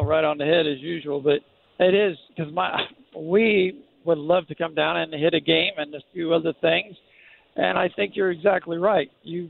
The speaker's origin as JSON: {"language": "English", "region": "Illinois", "country": "United States", "said": "I'm from Illinois"}